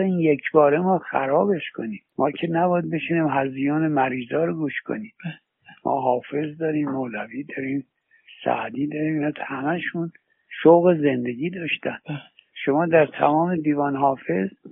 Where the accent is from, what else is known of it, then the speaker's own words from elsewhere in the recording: Iran; مردم وطنم